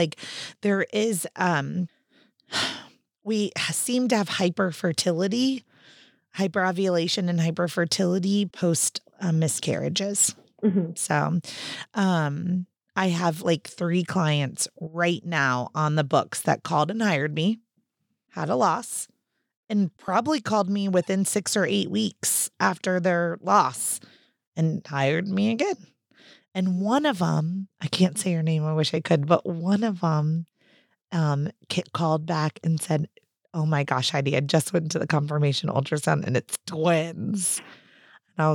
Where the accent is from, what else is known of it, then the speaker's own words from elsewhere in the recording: Texas, United States; I'm from Texas. That's kind of far away.